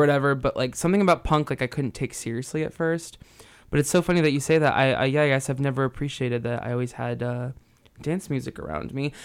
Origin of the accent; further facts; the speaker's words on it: New Jersey, United States; moved away as an adult; also born or lived in Santa Cruz; now in San Francisco, United States; I grew up in New Jersey and I have lived in San Francisco for the last eight years